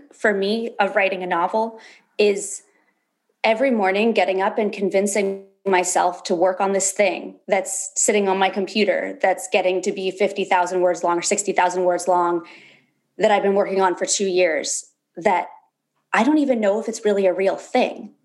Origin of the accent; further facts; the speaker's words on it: Berkeley, California, United States; also born or lived in Alaska; So I was born in Berkeley, California. I spent a lot of my teenage years going back and forth between California and Alaska, where my dad moved when I was like 11.